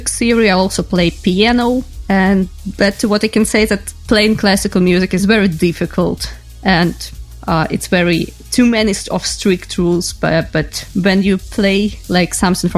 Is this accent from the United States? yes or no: no; Ukraine; I am from Ukraine